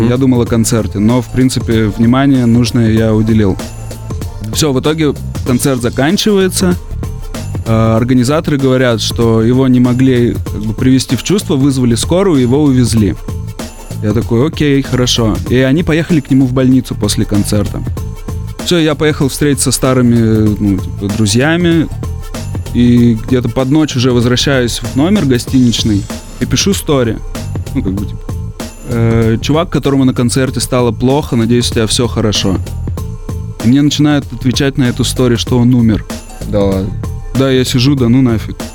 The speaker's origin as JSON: {"language": "Russian", "country": "Russia", "tie": "born there", "said": "А на родине я своей не был, я родился в России, и мне не довелось там побывать"}